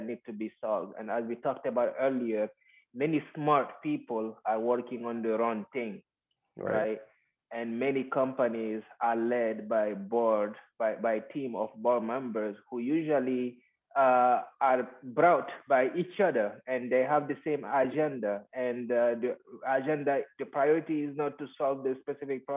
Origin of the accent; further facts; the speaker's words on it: Guinea; moved away; the street that I grew up in Guinea, right. West Africa